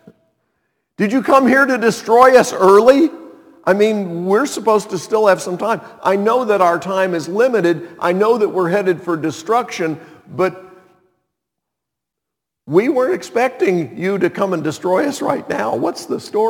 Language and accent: English; Montreat, North Carolina, United States; my hometown of Montreat, North Carolina